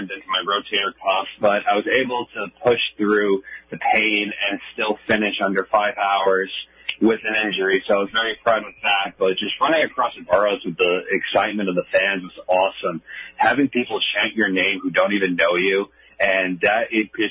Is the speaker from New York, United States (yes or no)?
yes; New York City, New York, United States; this is my home, New York